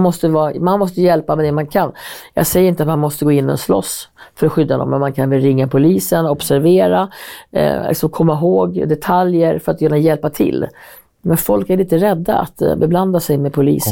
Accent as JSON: {"language": "Swedish", "area": "Hälsingland", "region": "Gävleborg County", "country": "Sweden", "moved": "yes", "lives_now": "Stockholm, Sweden", "said": "Jag var så här, från Hälsingland"}